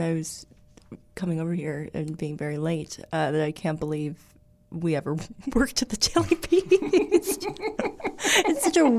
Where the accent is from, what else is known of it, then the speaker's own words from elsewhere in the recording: Red Bank, New Jersey, United States; moved away; also born or lived in New York / Los Angeles; Well, I was born in New York, and I was raised in New Jersey, in Red Bank, which is like an hour and 15 minutes from Manhattan.